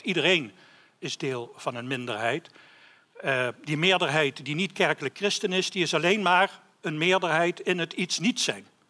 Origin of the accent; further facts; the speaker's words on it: Limburg, Netherlands; ik, ik ben Limburger